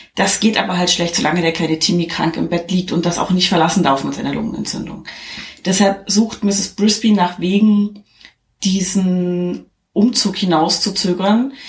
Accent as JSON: {"language": "German", "region": "East Germany", "country": "Germany", "said": "Weil ich komme aus dem Osten"}